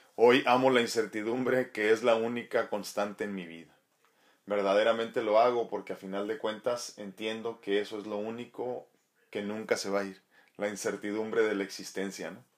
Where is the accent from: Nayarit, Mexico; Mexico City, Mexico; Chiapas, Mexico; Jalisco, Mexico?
Nayarit, Mexico; moved away; allá en mi estado querido de Nayarit